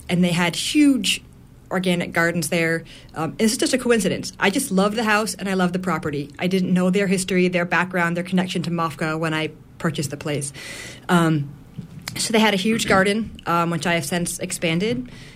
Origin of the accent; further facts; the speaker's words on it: Massachusetts, United States; moved away as an adult; also born or lived in New York City; now in Union, Maine, United States; I'm from Massachusetts